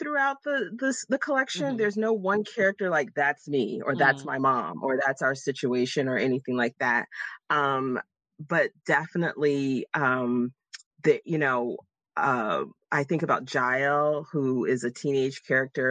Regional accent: Jacksonville, Florida, United States; moved away as an adult; now in Pittsburgh, United States; I was born and raised in Jacksonville, Florida.

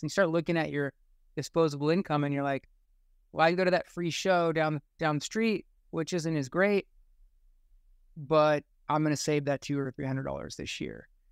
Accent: United States; growing up in the United States at this time

